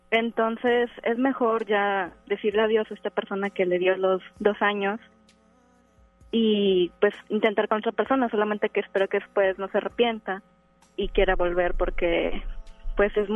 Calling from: García, Nuevo León, Mexico; De García Nabolén.

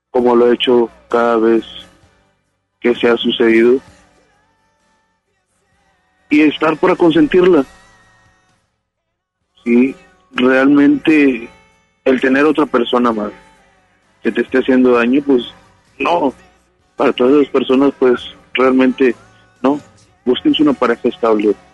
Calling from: Apodaca, Nuevo León, Mexico; de Apodaca, Nuevo León.

